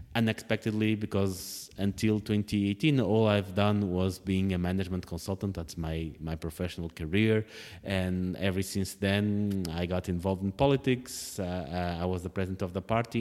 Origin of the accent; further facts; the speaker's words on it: Portugal; moved away; writing about, uh, politics in Portugal is just a way to keep my connections to the home country.